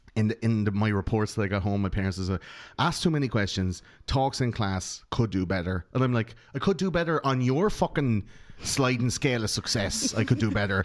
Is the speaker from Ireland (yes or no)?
yes; Ireland; we grew up in Catholic Ireland.